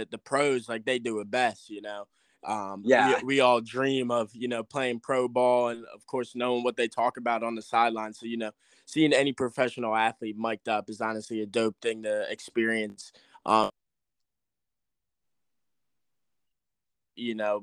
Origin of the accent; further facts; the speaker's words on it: Cherry Hill, New Jersey, United States; also born or lived in Westminster, Maryland; I came from Cherry Hill West in Cherry Hill, New Jersey